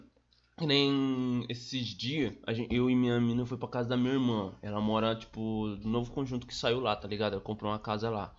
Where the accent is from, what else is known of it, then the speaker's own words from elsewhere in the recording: Sarandi, Paraná, Brazil; also born or lived in São Jorge / Arizona (unclear place name) / Mandaguaçu; Sarandi, cresci lá, tipo, até uns 10 anos